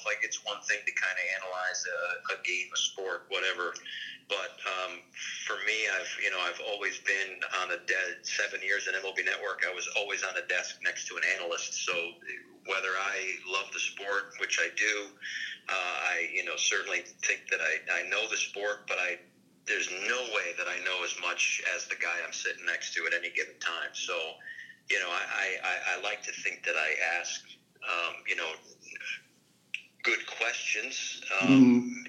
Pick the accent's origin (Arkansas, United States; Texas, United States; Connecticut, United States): Connecticut, United States; my home state of Connecticut